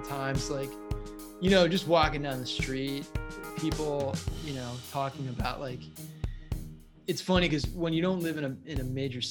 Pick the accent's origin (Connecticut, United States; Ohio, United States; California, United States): Connecticut, United States; Connecticut and New York City, United States; moved away; I'm a Northeasterner by heart. Okay. I grew up in Connecticut and New York City.